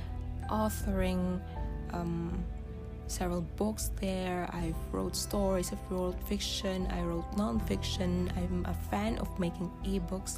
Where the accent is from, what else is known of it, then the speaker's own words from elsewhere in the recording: Philippines; English is a second language; the way we write online speaks the way we grew up, our ethnicity, and as Filipino